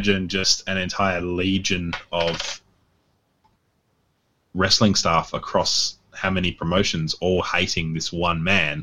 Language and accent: English; Australia; we are Australian